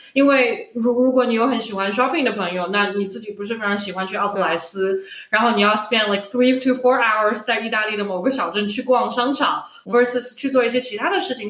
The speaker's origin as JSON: {"language": "Chinese", "region": "Shanghai", "country": "China", "accent": "Shanghainese", "said": "我们上海话"}